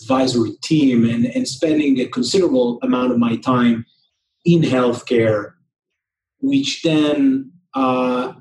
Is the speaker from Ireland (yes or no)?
no; Israel; moved away as an adult; also born or lived in New York; I grew up in Israel, and was born and raised here